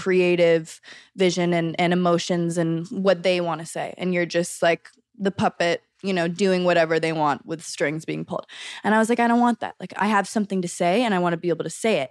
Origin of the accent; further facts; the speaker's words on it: Los Angeles, California, United States; growing up in Los Angeles, in the center of it all